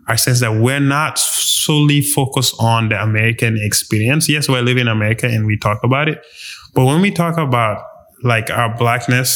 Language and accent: English; Gambia; moved away as an adult; now in United States; I grew up in Gambia, you know, and then came to the US later down for college and spent my adult life here in the US